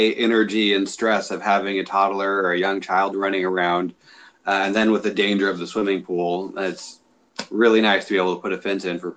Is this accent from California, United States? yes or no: yes; San Jose, California, United States; born there; I was born in Northern California in San Jose, mm-hmm.